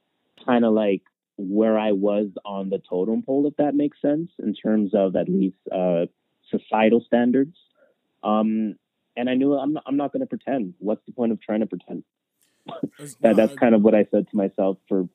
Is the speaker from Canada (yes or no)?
yes; Toronto, Ontario, Canada; yeah, I'm from Rexdale, which is a quote unquote hood in Toronto. Yeah, I'm from Rexdale, but I live in the houses.